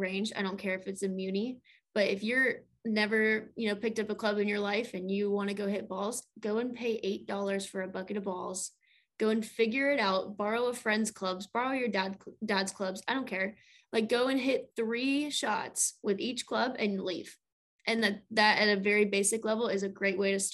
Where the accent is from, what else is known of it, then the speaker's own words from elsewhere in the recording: Colorado, United States; moved away as an adult; also born or lived in California / East Tennessee; now in Florida, United States; I'm from Colorado